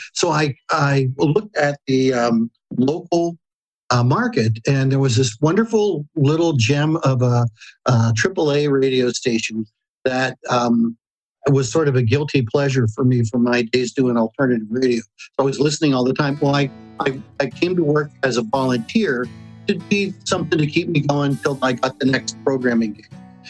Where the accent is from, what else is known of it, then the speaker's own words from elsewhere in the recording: Pittsburgh, Pennsylvania, United States; moved away; also born or lived in Canton, Ohio; I landed in my hometown in Pittsburgh in 97.